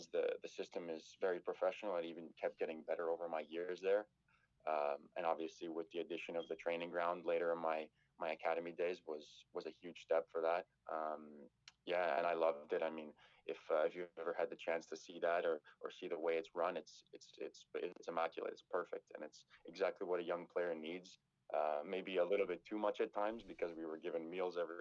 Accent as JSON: {"language": "English", "town": "Toronto", "region": "Ontario", "country": "Canada", "tie": "born or raised there", "also_born_or_lived": "Ottawa", "said": "I grew up downtown in Toronto"}